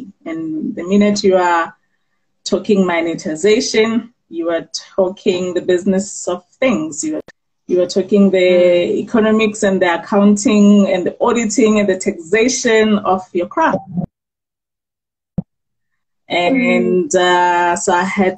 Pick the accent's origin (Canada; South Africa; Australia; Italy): South Africa; Bloemfontein, Free State; born and bred in Bloemfontein in the Free State.